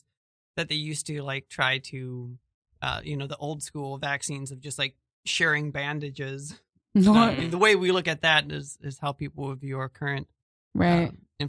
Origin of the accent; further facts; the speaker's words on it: Midwest, United States; I'm from the Midwest, I'm white